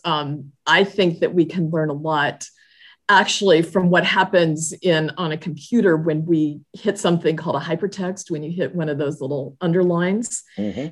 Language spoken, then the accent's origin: English; Southern California, United States; moved away as an adult; now in Pennsylvania, United States; I grew up in Southern California, now am transplanted to Pennsylvania